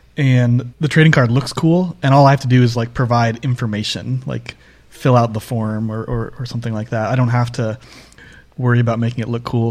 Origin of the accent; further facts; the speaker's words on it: Northeast U.S., United States; I grew up in the Northeast U.S.